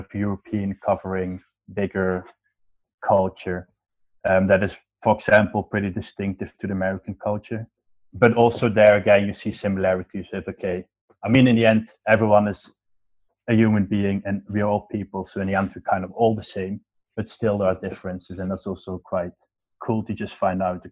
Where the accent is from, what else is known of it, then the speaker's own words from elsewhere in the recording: Netherlands; also born or lived in Switzerland; I was born in Switzerland because my mom was Swiss. My dad got a job here in the Netherlands, so we moved back to the Netherlands, and I've always been living here since